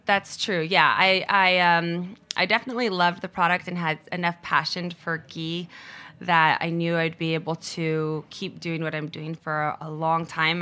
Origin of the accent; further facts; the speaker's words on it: Cupertino, California, United States; moved away as an adult; also born or lived in Brazil / San Francisco; now in Los Angeles, United States; I moved to California when I was six years old. So I grew up in Cupertino